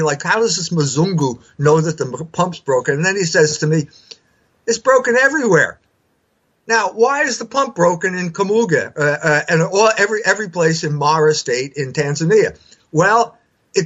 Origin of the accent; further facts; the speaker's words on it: United States; I'm an American because my German ancestors couldn't make any money over there